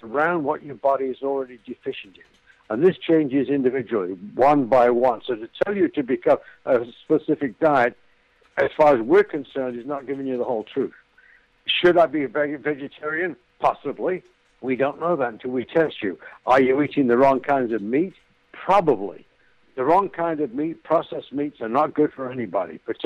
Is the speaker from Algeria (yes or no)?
no; United Kingdom; moved away as an adult; now in United States; I'm an ex-Brit. I've lived in America 30-some-odd years. I'm an American now.